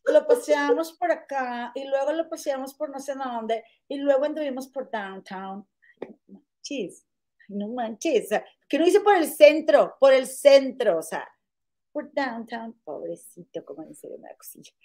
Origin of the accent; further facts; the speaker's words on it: Monterrey, Nuevo León, Mexico; moved away; allá en mi tierra, en la capital mundial de las inventadas